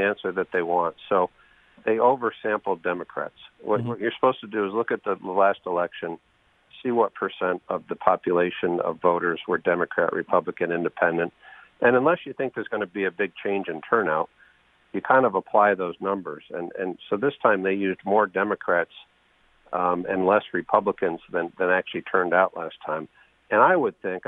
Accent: New Haven, Connecticut, United States; I grew up on Dixwell Avenue in New Haven

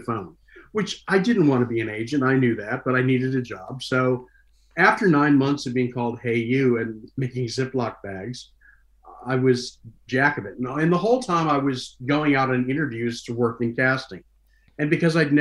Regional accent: Cleveland, Ohio, United States; moved away as an adult; now in Los Angeles, United States; went back to my hometown, and did one more season at a professional Shakespeare company that I had worked with for many years

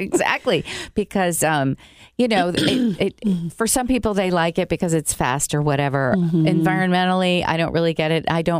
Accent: Brazil; I grew up in South America, you know, in Brazil, the land of coffee.

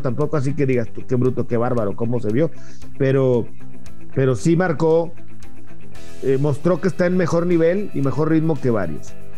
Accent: Mexico; como mexicanos

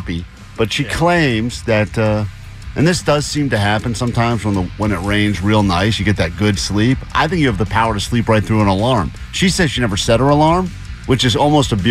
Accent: East Coast, United States; moved away as an adult; now in Los Angeles area, United States; I'm from the East Coast

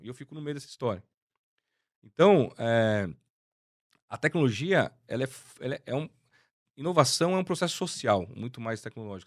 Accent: Brazil; nós brasileiros

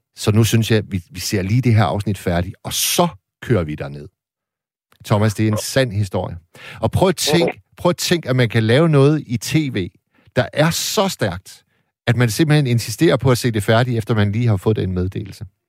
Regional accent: Hirtshals, North Denmark Region, Denmark; i Hirtshals, hvor jeg er vokset op

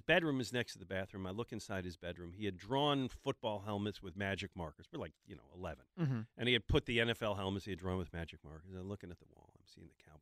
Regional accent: Buffalo, New York, United States; now in Philadelphia, United States; I grew up in Buffalo, New York

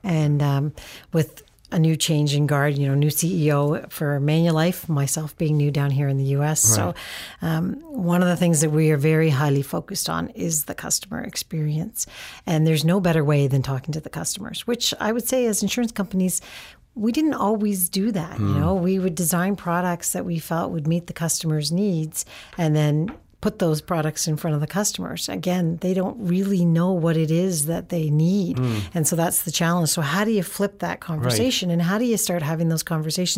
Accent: Canada; moved away as an adult; also born or lived in United States; I am a Canadian.

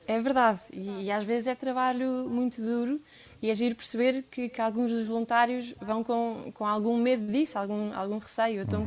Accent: Lisbon, Portugal; A minha terra é Lisboa, mas por acaso a minha família materna é de Évora, do Alentejo

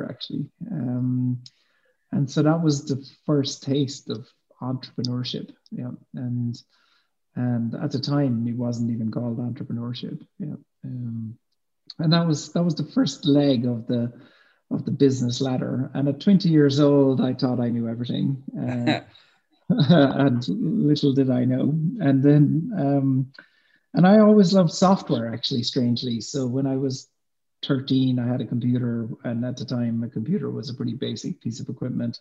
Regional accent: West Cork, Munster, Ireland; accent: Irish; I grew up on a farm in West Cork in the south of Ireland

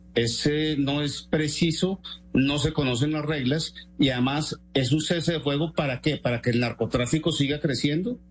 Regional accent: Uruguay; soy uruguayo

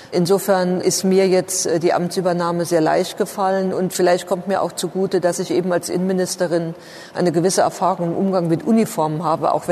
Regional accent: Saarland, Germany; mir als Saarländerin und im Übrigen auch als äh, die Ministerpräsidentin, die für das Saarland eine Frankreich-Strategie entwickelt hat

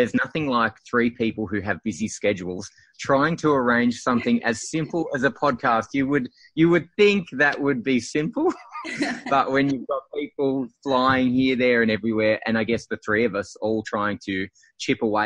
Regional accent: Melbourne, Victoria, Australia; moved away as an adult; now in Northern New South Wales, Australia; I grew up in East Malvern and Glen Iris in Victoria, kind of that eastern suburbs

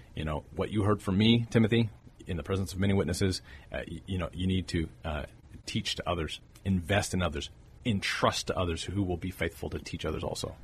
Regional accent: Corpus Christi, Texas, United States; born and raised in Corpus Christi.

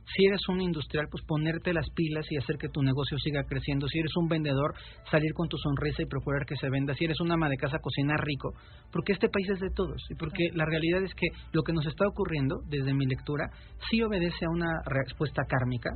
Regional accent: Mexico; yo soy mexicano

